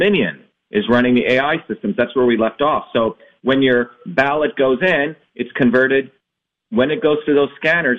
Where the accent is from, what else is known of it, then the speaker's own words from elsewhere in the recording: India; now in United States; I was born originally in India